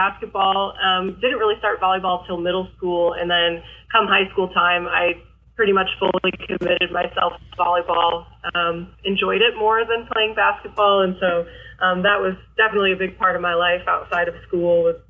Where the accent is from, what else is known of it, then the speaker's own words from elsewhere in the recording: Michigan, United States; also born or lived in Ohio; now in Missouri, United States; So I'm originally from Michigan. I kind of claim Michigan and Ohio both because my dad's family is all from Michigan and my mom's family is from Ohio.